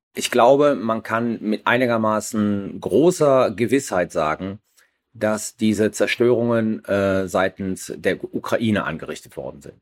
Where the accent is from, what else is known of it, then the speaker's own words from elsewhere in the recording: Germany; wir als Deutsche